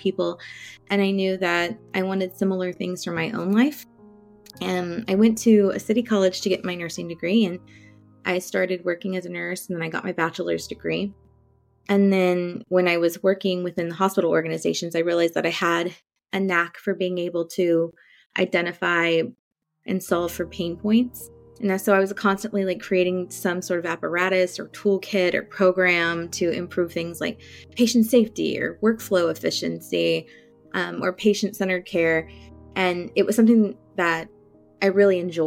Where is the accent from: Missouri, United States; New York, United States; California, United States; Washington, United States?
California, United States; Central Valley of; I grew up in Central Valley of California and still here, actually